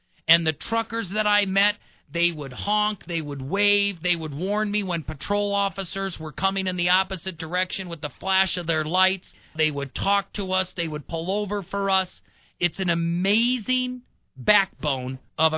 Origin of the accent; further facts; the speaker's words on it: Wisconsin, United States; now in Colorado Springs, United States; I was born and raised in Wisconsin